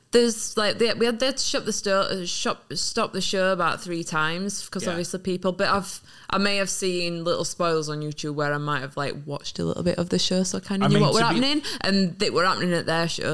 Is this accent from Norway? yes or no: no; Barnsley, Yorkshire and the Humber, United Kingdom; It makes me proud to be from North, because Sheffield, I'm from Barnsley. He's from Sheffield. It's literally not that far. It's literally like, what, half an hour drive away from me? Well, half an hour on train from where I used to live. So it makes me really proud to be a Yorkshire fella